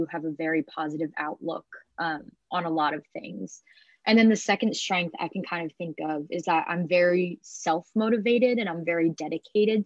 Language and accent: English; Haddonfield, New Jersey, United States; I'm from Haddonfield, New Jersey, which is like 10 minutes outside of Philadelphia